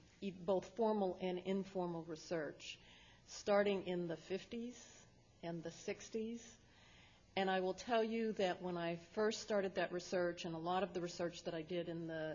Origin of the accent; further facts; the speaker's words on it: Berkeley, California, United States; also born or lived in Louisiana; I was born here in Berkeley